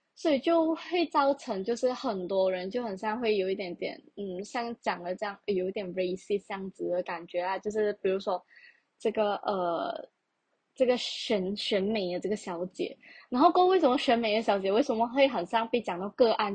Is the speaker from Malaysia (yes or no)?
yes; Malaysia; 首先我是一个马来西亚人，再者我是华人